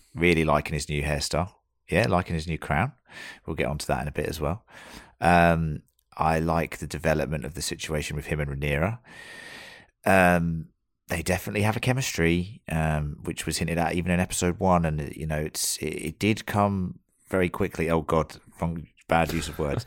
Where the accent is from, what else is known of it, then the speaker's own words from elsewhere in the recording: United Kingdom; now in Australia; we are all British